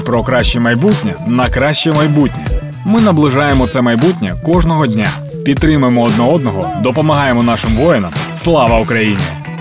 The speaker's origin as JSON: {"language": "Ukrainian", "country": "Ukraine"}